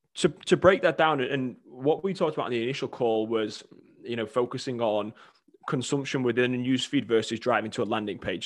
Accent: England, United Kingdom; moved away as an adult; now in United States; I'm originally from England, came over at eighteen to play college soccer

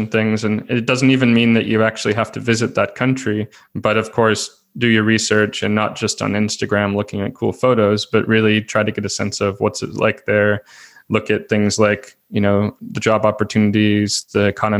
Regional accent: United States; moved away as an adult; now in Portugal; my home country, which was the US, where I'm originally from

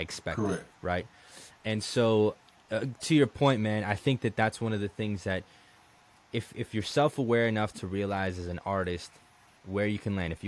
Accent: Colombia; also born or lived in United States; now in Tampa, United States; when I came to the United States, and even back in Colombia

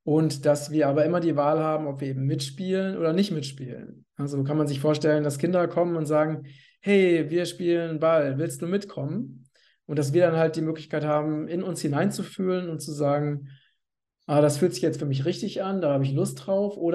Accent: Hesse, Germany; now in Portugal; liebe Grüße nach Hessen, in mein Heimatland, aus Portugal.

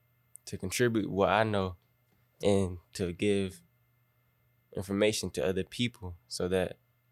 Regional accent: Jacksonville, Florida, United States; now in Georgia, United States; Yeah, I'm from Florida.

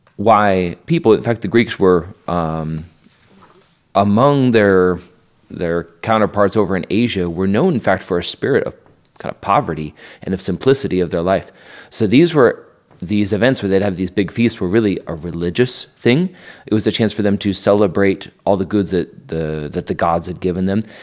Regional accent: Idaho, United States; moved away as an adult; also born or lived in New York; now in Kansas, United States; I'm from Idaho

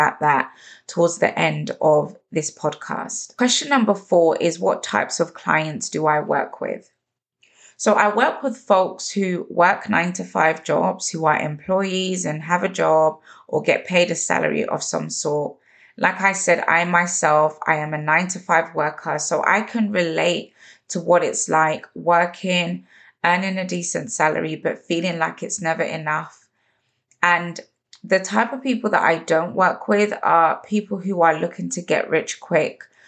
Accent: London, United Kingdom; growing up in London

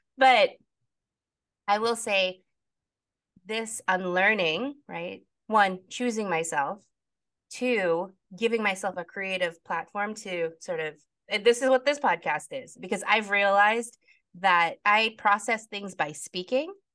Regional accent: Philippines; talking as a Filipino

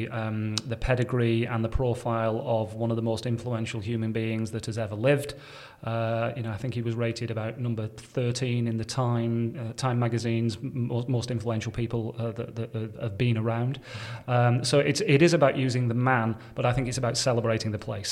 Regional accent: Bolton, North West England, United Kingdom; moved away as an adult; also born or lived in Reading / Chester / Wirral; I kind of grew up in Bolton, studied at university down south in Reading

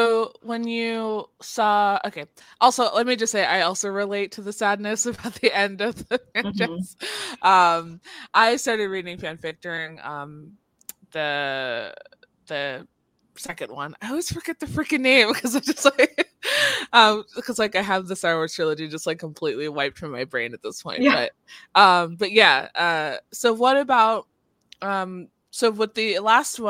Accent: California, United States; moved away as an adult; now in Washington, United States; I'm from California. I live in Washington now

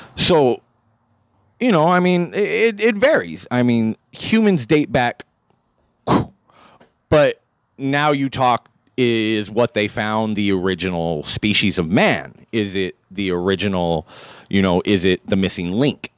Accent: San Diego, California, United States; I'm from San Diego

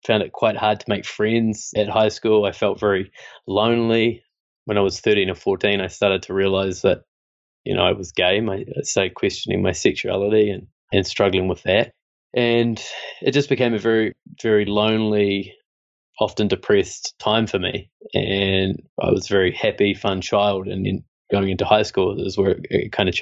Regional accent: Christchurch, Canterbury, New Zealand; I grew up in New Zealand and in Christchurch

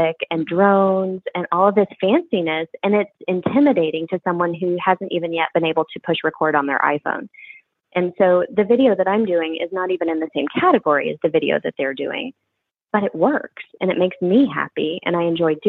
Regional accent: Quincy, Illinois, United States; now in Knoxville, United States; I grew up in Quincy, Illinois.

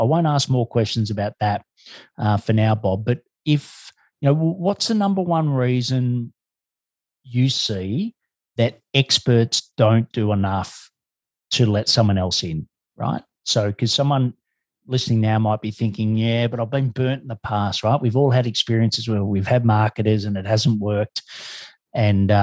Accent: Australia; I'm an Australian

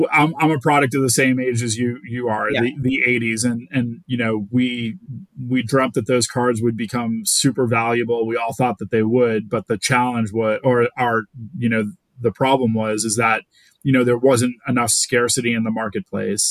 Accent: Boston, Massachusetts, United States; I'm from Boston

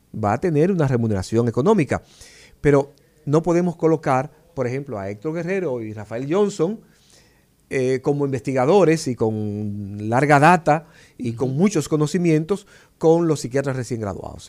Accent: La Vega, Dominican Republic; now in Santo Domingo, Dominican Republic; Y yo recuerdo en mi pueblo, como mi papá me hablaba, del maestro Serrano

